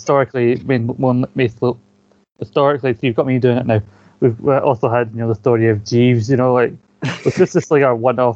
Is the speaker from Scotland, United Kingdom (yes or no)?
yes; Scotland, United Kingdom; moved away; I'm the Scottish one